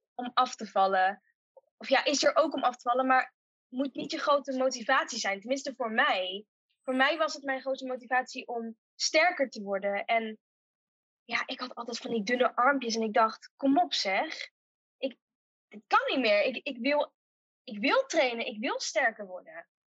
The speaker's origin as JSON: {"language": "Dutch", "town": "Uden", "region": "North Brabant", "country": "Netherlands", "tie": "born or raised there", "also_born_or_lived": "Tilburg", "said": "geboren en getogen in Uden"}